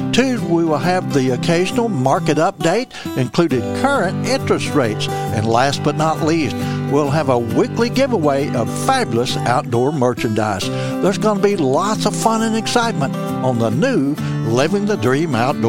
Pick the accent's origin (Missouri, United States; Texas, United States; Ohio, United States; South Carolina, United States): Missouri, United States; Missouri Bootheel, United States; But I'm originally from Missouri Boot Hill. I grew up Muddy Water, you know.